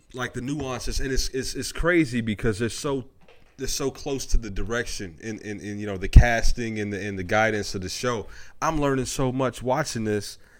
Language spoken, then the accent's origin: English; United States; I'm from Park Hill, not in New York, but Park Hill out west